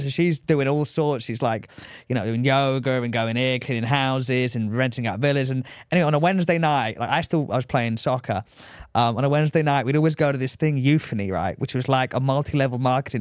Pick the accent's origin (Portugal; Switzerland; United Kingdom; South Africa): United Kingdom; England; moved away; I'm from England